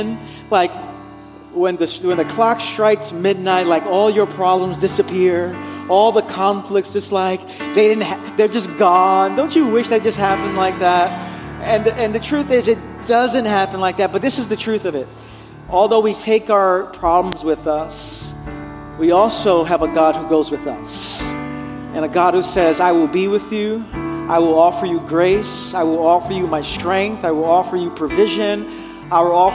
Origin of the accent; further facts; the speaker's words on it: New York City, New York, United States; I'm from Brooklyn.